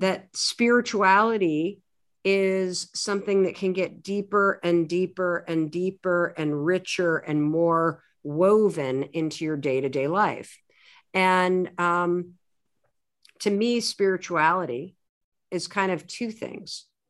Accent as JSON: {"language": "English", "region": "Michigan", "country": "United States", "tie": "born or raised there", "said": "I grew up in the United States, in the Midwest. I was raised in a family that went to a, uh, Methodist church, a pretty liberal one, uh, in a small town in Michigan"}